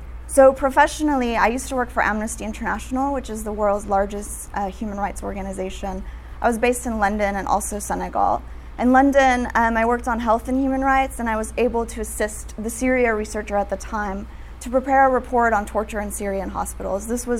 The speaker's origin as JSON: {"language": "English", "country": "Guatemala", "tie": "born or raised there", "said": "I grew up in Guatemala. I'm half Guatemalan, half American."}